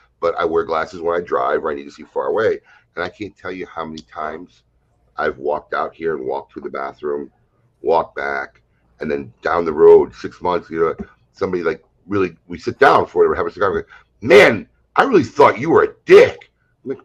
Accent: Chicago, Illinois, United States; now in West Palm Beach, United States; I grew up in Chicago. The whole Bulls team got their haircuts, a haircut. They used to come get their pregame haircuts across the street from my dad's grocery store in Evanston, Illinois. I met him at Rachel's here in West Palm Beach.

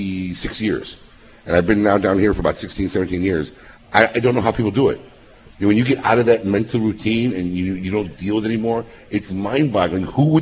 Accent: Chicago, Illinois, United States; moved away as an adult; I grew up in Chicago. I moved here in 98

